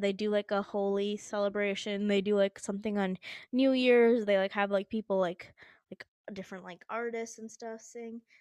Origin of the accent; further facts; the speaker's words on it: United States; accent: American; my American accent